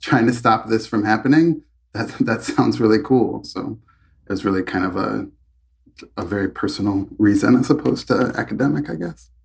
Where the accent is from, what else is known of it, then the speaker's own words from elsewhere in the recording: Chicago, Illinois, United States; I grew up in Chicago. I went to Chicago Public Schools